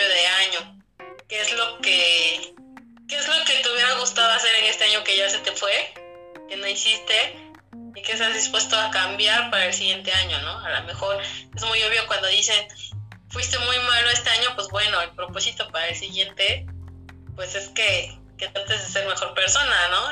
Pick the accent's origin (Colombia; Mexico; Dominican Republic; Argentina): Mexico; como mexicanos